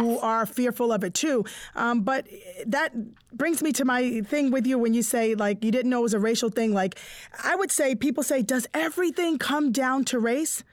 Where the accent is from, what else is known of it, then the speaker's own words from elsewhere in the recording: Boston, Massachusetts, United States; I'm from Boston. I'm from Dorchester.